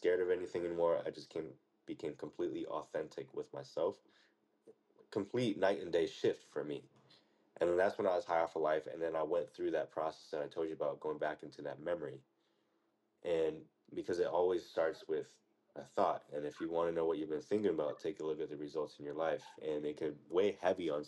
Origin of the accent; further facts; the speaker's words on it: United States; as we grew up in the United States